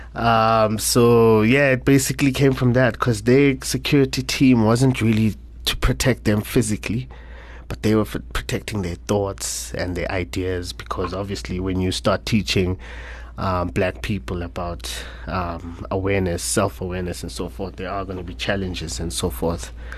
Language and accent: English; Soweto, Gauteng, South Africa; born and raised in Soweto, Orlando West, to be specific